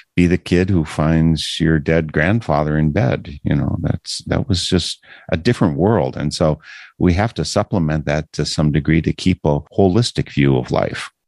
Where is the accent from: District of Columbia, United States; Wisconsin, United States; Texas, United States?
Wisconsin, United States; I am from Wisconsin